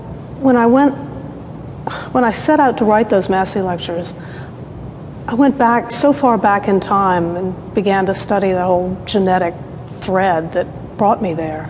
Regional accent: the South, United States; I'm a Southerner.

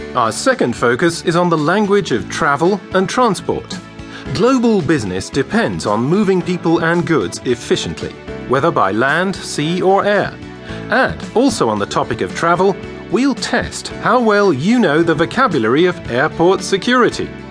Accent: England, United Kingdom; from England

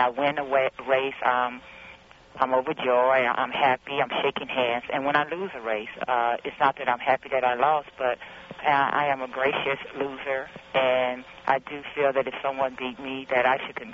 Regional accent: East St. Louis, Illinois, United States; Growing up in East St. Louis, living across the street

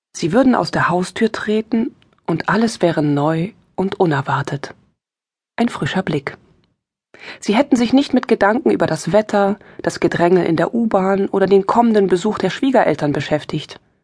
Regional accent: East Germany, Germany; Ich bin im Osten aufgewachsen. Im Osten Deutschlands, DDR

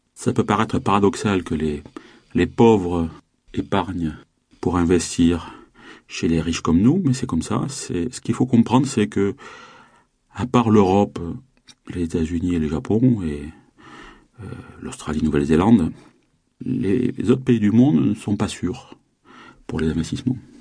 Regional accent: south of France, France; je viens du, sud-sud de la France.

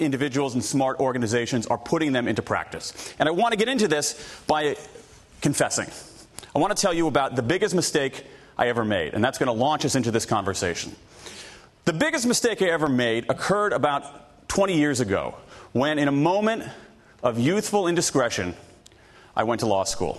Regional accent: Columbus, Ohio, United States; I grew up in the Midwest, Columbus, Ohio

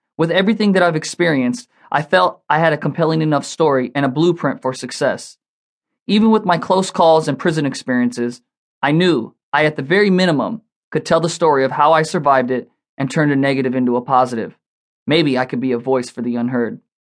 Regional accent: Los Angeles, California, United States; moved away as an adult; now in Las Vegas, United States; Growing up in the streets of Los Angeles

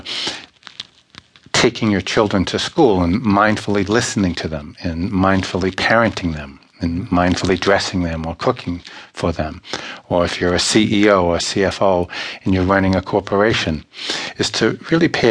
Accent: Boston, Massachusetts, United States; also born or lived in Ireland; being from Boston, being Irish, and I'm also from Ireland too

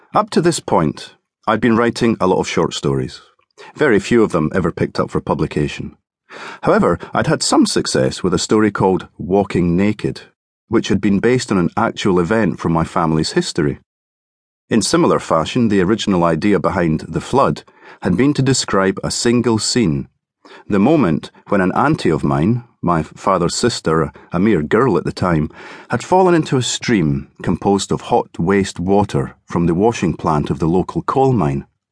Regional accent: Cardenden, Scotland, United Kingdom; also born or lived in Edinburgh; back in my hometown of Carden Den

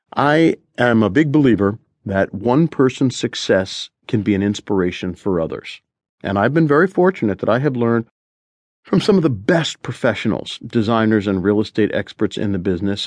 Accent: Collingswood, New Jersey, United States; moved away; I bought the house next door to my grandmother's in Collingswood, New Jersey

